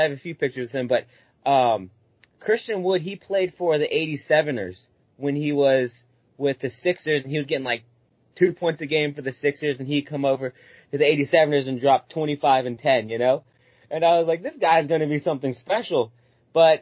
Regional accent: Delaware, United States; my hometown team is the Delaware 87ers

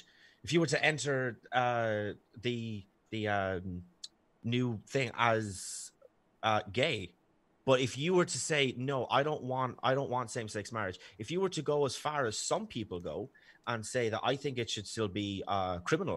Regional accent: Ireland; accent: Irish; my sexy Irish accent

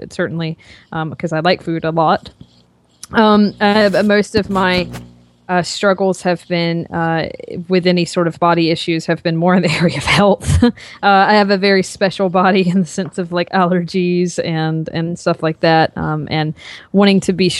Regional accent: North Carolina, United States; So I grew up in North Carolina and I did not have any sort of intentions of going into the fitness industry.

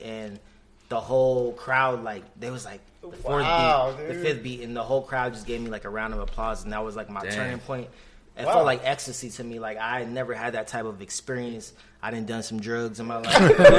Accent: California, United States; moved away as an adult; also born or lived in Japan / Orange County, California / Long Beach, California; now in Phoenix, United States; So I was born in Japan. I grew up most of my life in California. So I lived in like Orange County area, like Huntington Beach, Anaheim, also Lakewood and Long Beach.

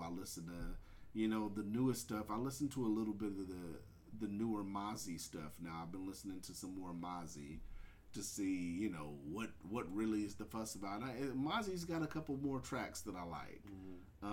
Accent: West Coast, United States; I'm I'm a West Coast baby. I grew up on Lynch

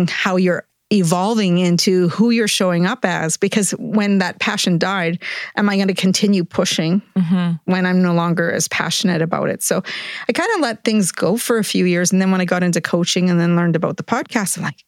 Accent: Edmonton, Alberta, Canada; I am from Edmonton

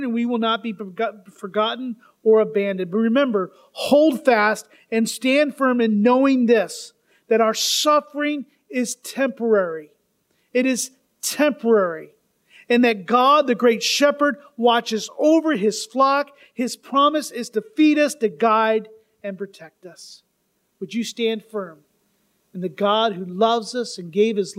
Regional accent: United States; we think of ourselves as just American Christians

